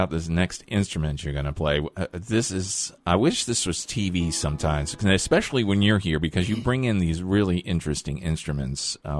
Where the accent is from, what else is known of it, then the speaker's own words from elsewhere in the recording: Richmond, Virginia, United States; moved away; I grew up in Richmond myself